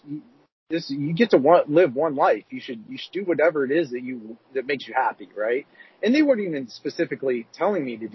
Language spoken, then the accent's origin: English; Columbus, Ohio, United States; moved away; I grew up in Columbus, Ohio